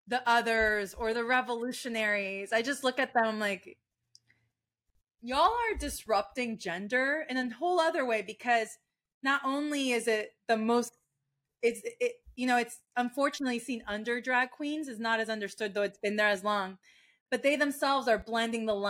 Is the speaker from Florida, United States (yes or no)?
yes; Florida, United States; also born or lived in Maracay, Venezuela; I grew up in Florida